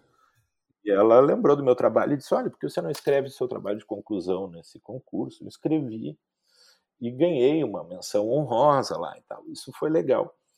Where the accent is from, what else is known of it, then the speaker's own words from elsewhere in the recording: Porto Alegre, Rio Grande do Sul, Brazil; also born or lived in Santo Ângelo; eu sou gaúcho, eh, de Porto Alegre. Eh, não nasci em Porto Alegre, nasci em Santo Ângelo, nas missões eh, rio-grandenses, mas, mas aí estou em Porto Alegre desde os dois anos.